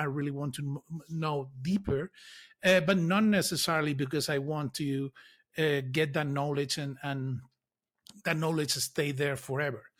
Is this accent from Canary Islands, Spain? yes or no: yes; Lanzarote, Canary Islands, Spain; I grew up in Canary Islands